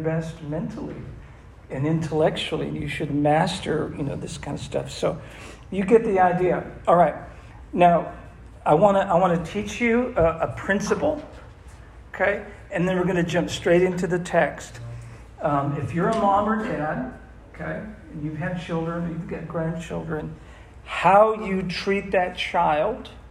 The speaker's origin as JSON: {"language": "English", "region": "Massachusetts", "country": "United States", "said": "I'm from Massachusetts"}